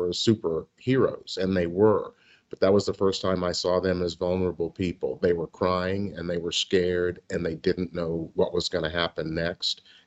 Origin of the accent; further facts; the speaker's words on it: Memphis, Tennessee, United States; I grew up in Memphis, Tennessee